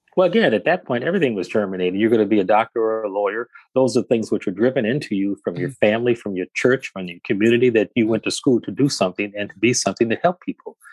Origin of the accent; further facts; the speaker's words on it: Detroit, Michigan, United States; I'm from the great city of Detroit and uh, born and raised there